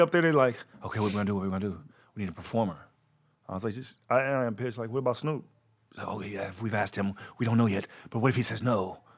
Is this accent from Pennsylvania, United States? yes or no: no; Fort Worth, Texas, United States; moved away as an adult; also born or lived in Gardena, California; I was raised in Fort Worth, Texas.